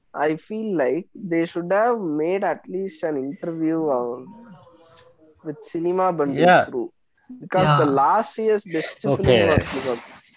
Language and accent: English; Salem, Tamil Nadu, India; No, I'm from Salem, Tamil Nadu.